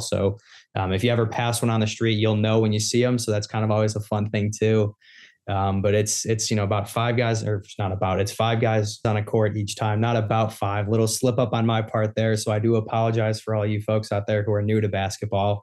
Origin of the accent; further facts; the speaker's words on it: Chicago, Illinois, United States; growing up in Chicago